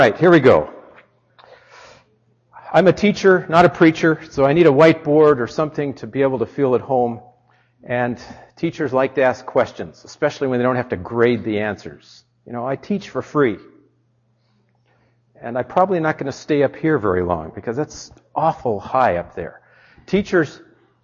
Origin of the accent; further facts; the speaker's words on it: Southern California, United States; moved away as an adult; now in Michigan, United States; I grew up in Southern California